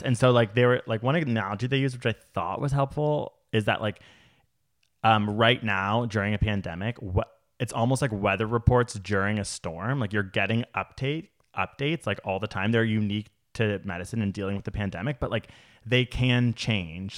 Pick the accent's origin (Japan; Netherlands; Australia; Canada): Canada; I'm Canadian